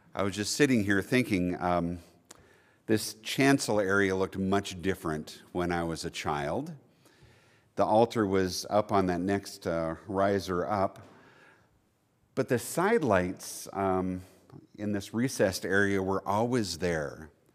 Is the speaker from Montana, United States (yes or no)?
yes; Billings, Montana, United States; I was born and raised right here in Billings